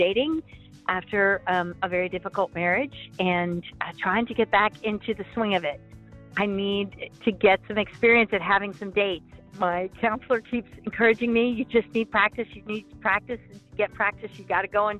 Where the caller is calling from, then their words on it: Raleigh, North Carolina, United States; I am calling from Raleigh, North Carolina.